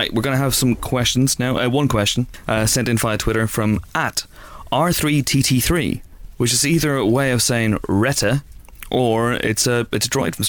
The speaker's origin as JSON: {"language": "English", "town": "Banbridge", "region": "Northern Ireland", "country": "United Kingdom", "tie": "born or raised there", "moved": "yes"}